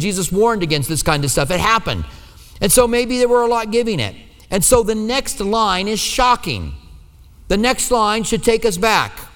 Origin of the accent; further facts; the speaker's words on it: Iowa, United States; accent: Iowa; now in Tucson, United States; my Iowa accent, all right? That's where I'm, well, I was born